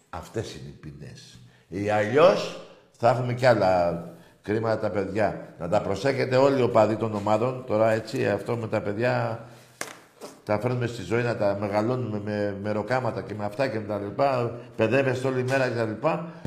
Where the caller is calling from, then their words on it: Nea Filadelfeia, Attica, Greece; Ε, καταρχήν … από Νέα Φιλαδέσια.